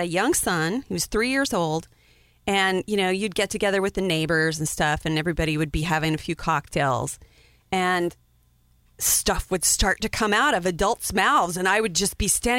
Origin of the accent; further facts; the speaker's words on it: Wyoming, United States; moved away as an adult; now in the South, United States; I grew up in Wyoming. And as white bread as that place was, it was very, very open.